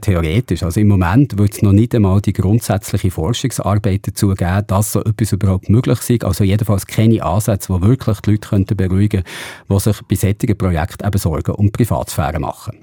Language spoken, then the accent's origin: German; Switzerland